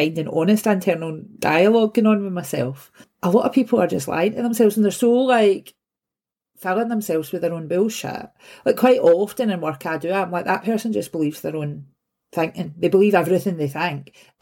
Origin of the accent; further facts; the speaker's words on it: Glasgow, Scotland, United Kingdom; I'm from Govan. And so an old shipbuilding area. So I moved back here like 6-7 years ago and actually bought the house that I grew up